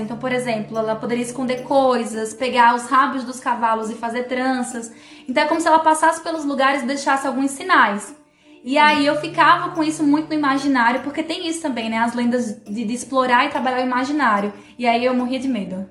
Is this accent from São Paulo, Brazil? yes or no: yes; São Paulo, Brazil; now in Paraíba, Brazil; eu cresci e me criei em São Paulo